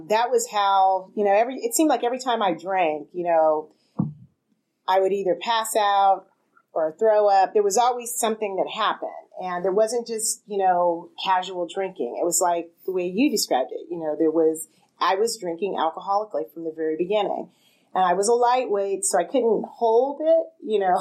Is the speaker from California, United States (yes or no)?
yes; Southern California, United States; I grew up in Southern California.